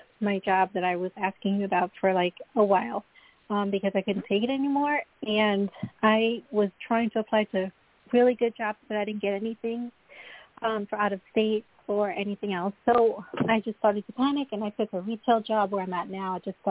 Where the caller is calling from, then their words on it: Long Island, New York, United States; Hi, this is … I'm calling from New York, Long Island, New York.